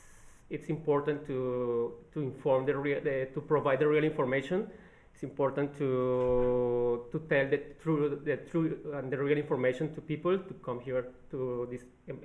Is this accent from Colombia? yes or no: yes; Cúcuta, Norte de Santander, Colombia; English is a second language; moved away as an adult; now in Brisbane, Australia; I am from a small city in Colombia, which is named Cúcuta. I am here in Brisbane studying my master's degree, my master in data science in QT. I arrived about 1.5 years ago.